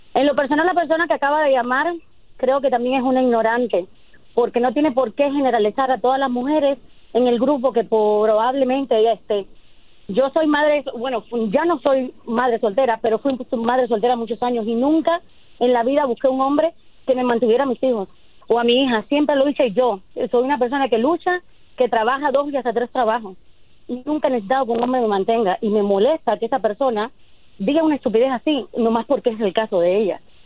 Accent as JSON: {"language": "Spanish", "country": "Cuba", "moved": "as an adult", "said": "Yo soy de Cuba"}